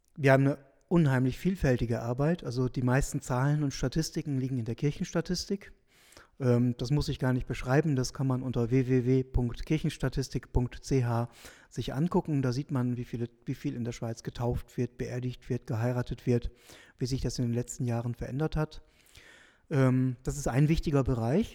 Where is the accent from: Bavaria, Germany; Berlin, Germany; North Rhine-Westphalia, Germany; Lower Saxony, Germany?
Lower Saxony, Germany; South Oldenburg; moved away as an adult; also born or lived in Münster, Germany; now in St. Gallen, Switzerland; ich komme aus Norddeutschland, Nordwestdeutschland, der, aus der Region Südoldenburg